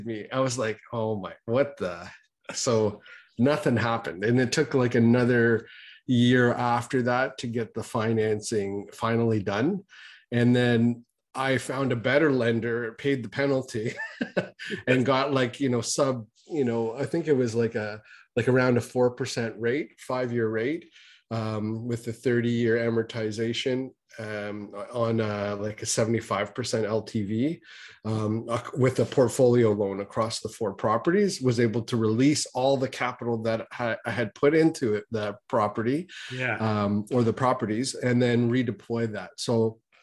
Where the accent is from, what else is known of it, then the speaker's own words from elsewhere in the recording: Canada; as a Canadian